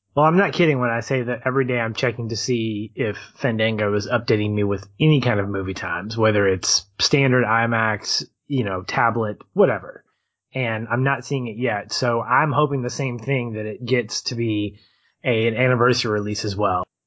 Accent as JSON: {"language": "English", "country": "United States", "said": "i love being an American"}